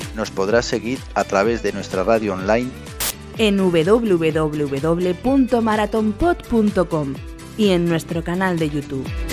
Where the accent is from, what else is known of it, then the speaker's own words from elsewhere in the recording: Aragon, Spain; como buen aragonés